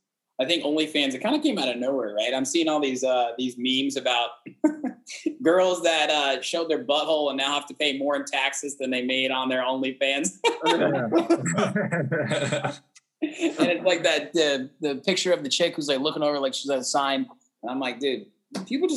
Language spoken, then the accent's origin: English; Indianapolis, Indiana, United States; I grew up in Indianapolis